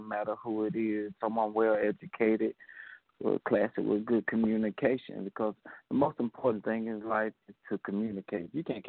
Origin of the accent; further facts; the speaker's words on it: Mississippi, United States; Well, I'm calling from Mississippi.